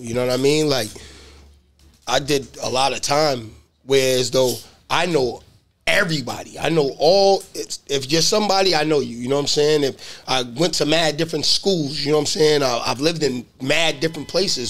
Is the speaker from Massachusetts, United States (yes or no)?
yes; Boston, Massachusetts, United States; I'm from Boston